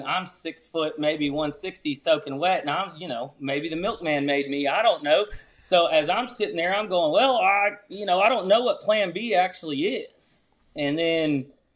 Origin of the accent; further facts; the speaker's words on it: Louisiana, United States; growing up in Louisiana, we'd be sitting by, you know, on these oil pads back in high school